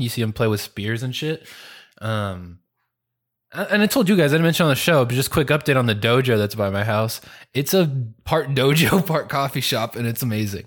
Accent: California, United States; moved away; I grew up in California.

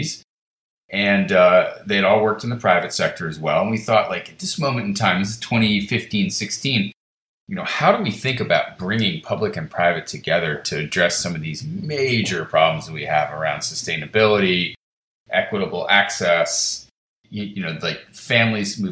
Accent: Washington, District of Columbia, United States; also born or lived in Chicago; my hometown of DC

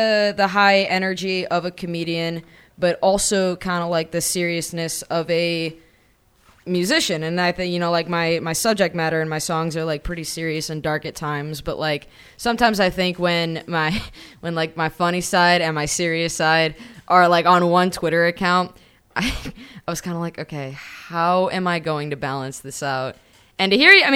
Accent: Schaumburg, Illinois, United States; also born or lived in Los Angeles; now in Chicago, United States; I used to say I was from Schaumburg

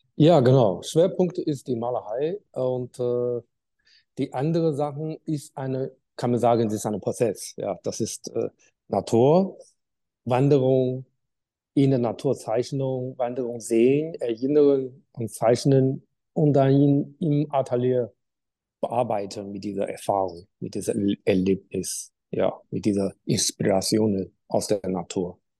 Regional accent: Qingdao, Shandong, China; German is a second language; moved away as an adult; now in Germany; an der Uni in meiner Heimat Qingdao für drei Jahre

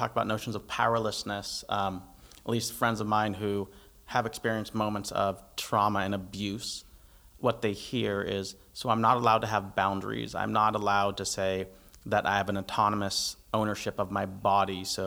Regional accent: United States; I'm American

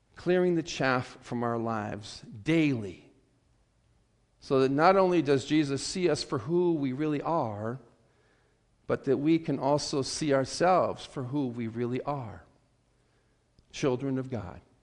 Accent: South Dakota, United States; growing up in South Dakota

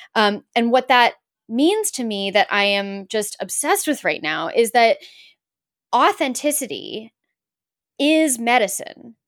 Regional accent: Los Angeles, California, United States; I grew up in Los Angeles

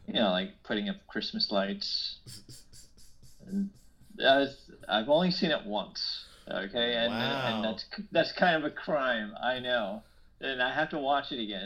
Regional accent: near the New York City metro area, United States; growing up near the New York City metro area

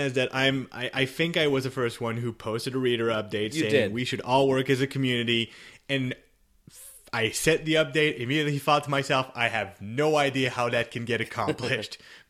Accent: Canada; I'm Canadian.

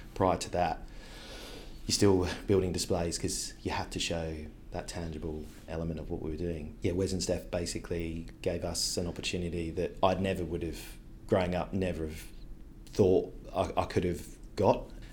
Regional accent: Devon, South West England, United Kingdom; moved away as an adult; also born or lived in South Africa; now in Sydney, Australia; I went back to the U K with my mum, my brother, grew up in Devon in England

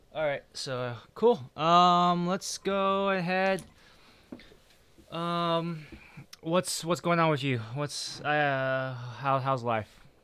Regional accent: United States; I'm from, uh, America

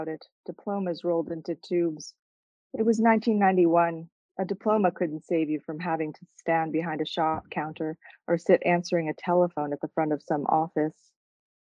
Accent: New Jersey, United States; I grew up in New Jersey, but my parents came there from Canada

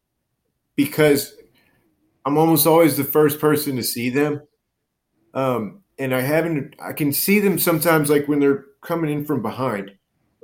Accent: Baton Rouge, Louisiana, United States; moved away; my hometown of Baton Rouge

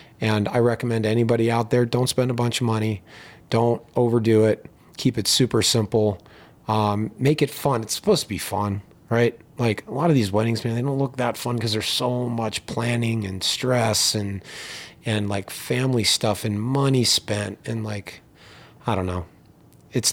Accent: East Coast, United States; Yeah, I grew up on the East Coast and went to school in the Midwest.

